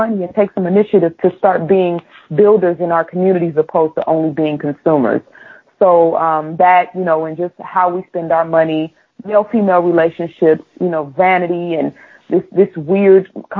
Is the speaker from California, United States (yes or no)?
yes; Oakland, California, United States; now in Georgia, United States; me growing up in Oakland